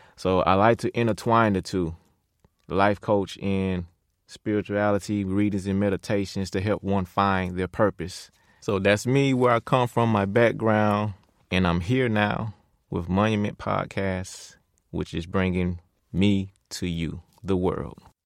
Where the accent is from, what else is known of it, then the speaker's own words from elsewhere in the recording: Pensacola, Florida, United States; moved away; also born or lived in Georgia; Born and raised in Pensacola, Florida, I moved to Georgia in 2002.